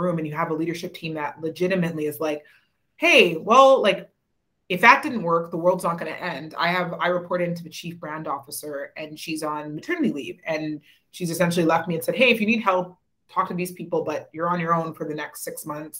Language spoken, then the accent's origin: English; Winnipeg, Manitoba, Canada; moved away as an adult; also born or lived in Toronto; I grew up in Winnipeg, moved to Toronto